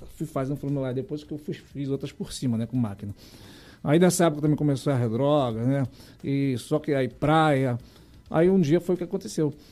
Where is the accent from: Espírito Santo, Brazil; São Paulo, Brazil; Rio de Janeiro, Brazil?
Rio de Janeiro, Brazil; Eu fui nascido e criado ali perto de Sulacap e Realengo